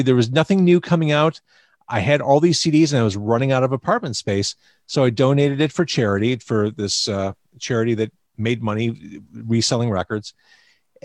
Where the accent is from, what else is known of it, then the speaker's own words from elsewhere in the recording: Chicago, Illinois, United States; I'm from Chicago